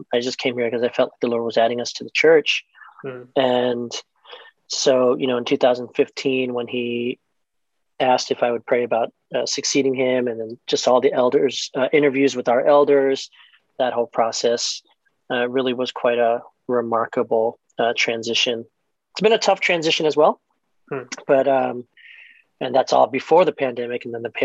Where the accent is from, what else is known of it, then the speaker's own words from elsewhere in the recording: Maryland, United States; moved away as an adult; also born or lived in Chicago; I was born and raised in Maryland